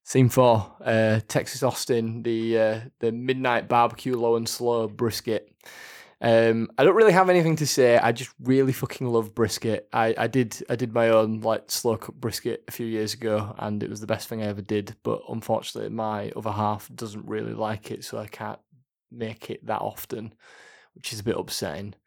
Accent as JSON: {"language": "English", "region": "Yorkshire and the Humber", "country": "United Kingdom", "said": "I'm from Yorkshire"}